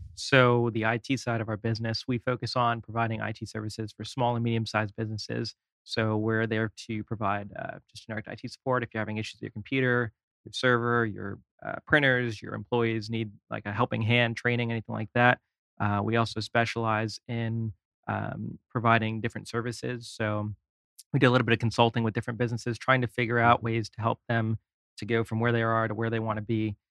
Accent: New York City, New York, United States; moved away; also born or lived in California / Orlando, Florida; I am from New York originally

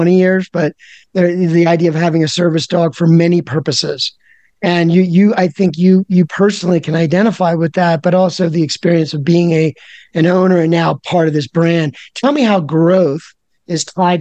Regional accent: Philadelphia, Pennsylvania, United States; I'm from Philadelphia

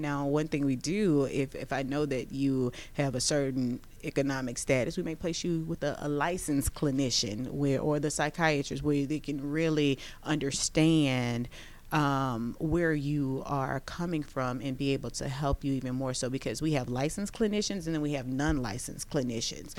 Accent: Baton Rouge, Louisiana, United States; now in Georgia, United States; we're both from Baton Rouge, Louisiana

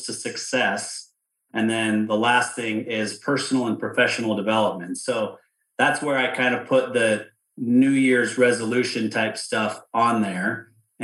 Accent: outside of Salt Lake City, Utah, United States; I grew up outside of Salt Lake City

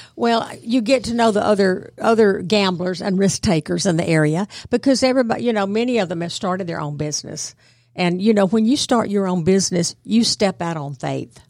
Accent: Bartow County, Georgia, United States; moved away as an adult; also born or lived in New York / Connecticut / Washington, D.C. / Virginia; I'm from Bartow County originally, went to public schools there

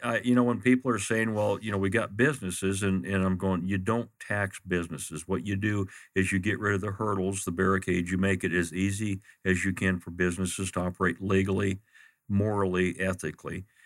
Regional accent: Glendale, Arizona, United States; I grew up in Maryville. I, I lived in a John F. Long home at, uh, Osborne and Fifty-First Avenue

